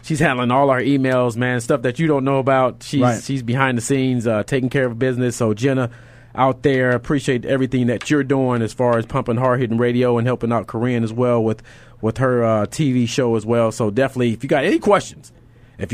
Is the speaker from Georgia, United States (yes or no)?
no; California, United States; now in Arizona, United States; I'm from California